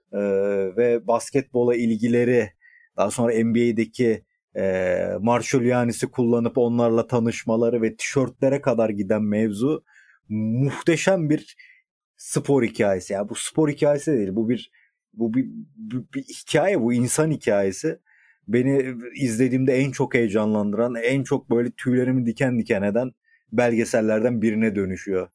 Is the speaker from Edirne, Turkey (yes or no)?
yes; Edirne, Turkey; moved away; also born or lived in Balıkesir; ben Edirne'liyim ama uzun süredir bizimkiler Balıkesir'de tabii.